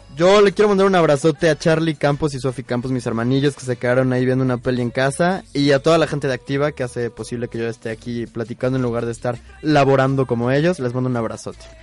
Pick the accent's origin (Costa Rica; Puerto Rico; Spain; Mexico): Mexico; soy obviamente mexicano.